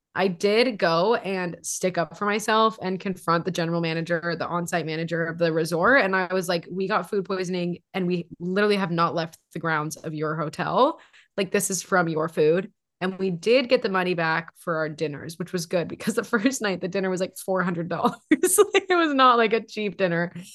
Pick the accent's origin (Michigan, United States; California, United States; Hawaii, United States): Hawaii, United States; now in Seattle, United States; We're from Hawaii.